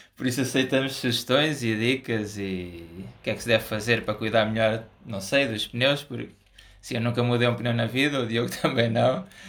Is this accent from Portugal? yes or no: yes; Portugal; nós somos portugueses